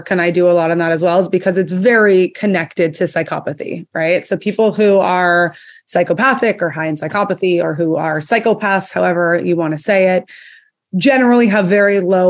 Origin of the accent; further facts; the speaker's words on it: Montreal, Quebec, Canada; moved away as an adult; now in Texas, United States; I'm actually from Canada. I grew up in Montreal, but I currently live in Texas